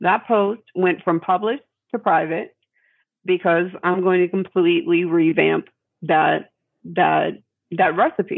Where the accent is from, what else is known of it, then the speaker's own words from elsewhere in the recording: New York, United States; moved away; I'm a New Yorker originally